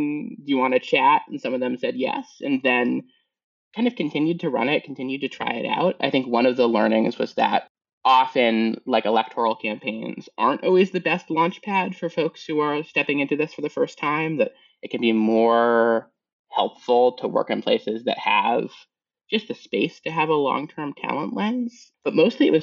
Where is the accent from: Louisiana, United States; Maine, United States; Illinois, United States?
Maine, United States; Portland; I grew up in Portland, Maine. So not like real Maine